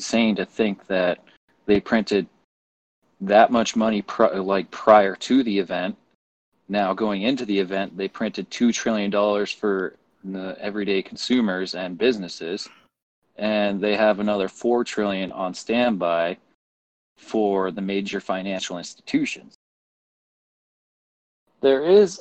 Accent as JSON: {"language": "English", "country": "Canada", "also_born_or_lived": "Red Deer, Alberta", "said": "I'm looking at this as a Canadian"}